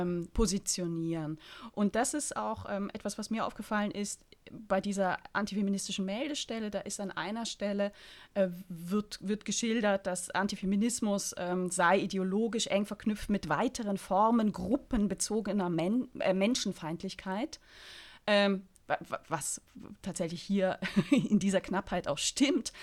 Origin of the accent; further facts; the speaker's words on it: Berlin, Germany; als Berlinerin